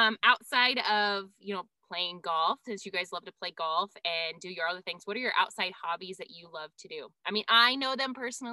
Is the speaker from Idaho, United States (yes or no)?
yes; Harrison, Idaho, United States; I used to tell people where I'm from. I'm like, oh, Coeur d'Alene, Idaho. Cause I can't say Harrison, Idaho.